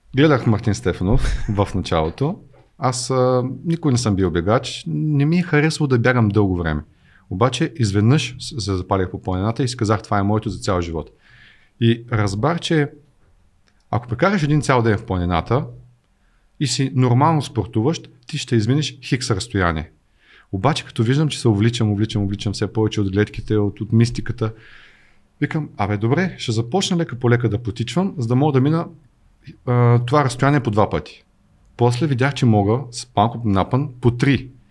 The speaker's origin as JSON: {"language": "Bulgarian", "town": "Plovdiv", "region": "Plovdiv Province", "country": "Bulgaria", "tie": "born or raised there", "said": "Аз съм роден в Тракия, роден съм в Плоди, в задния ми двор са родопите"}